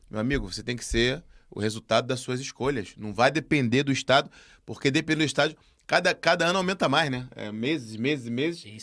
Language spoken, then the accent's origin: Portuguese; Brazil; now in Portugal; E eu posso dizer aqui, como brasileiro, que eu discordo